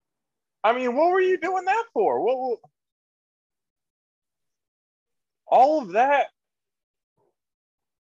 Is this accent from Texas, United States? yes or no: yes; Texas, United States; Me being a Texan